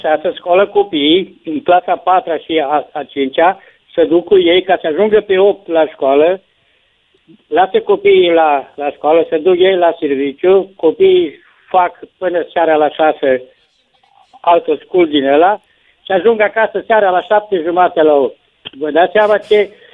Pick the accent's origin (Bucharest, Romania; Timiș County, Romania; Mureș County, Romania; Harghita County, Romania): Mureș County, Romania; Târnăveni; eu sunt din Târnăveni, dar copiii mei stau în Florești, lângă Cluj